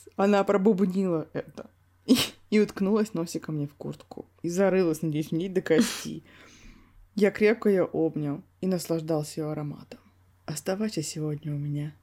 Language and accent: Russian; Yakutia, Sakha Republic, Russia; Мы оба из Якутии. У нас один язык.